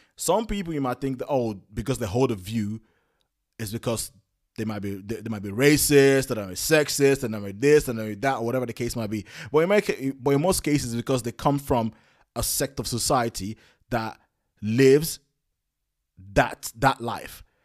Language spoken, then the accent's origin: English; London, United Kingdom; I come from London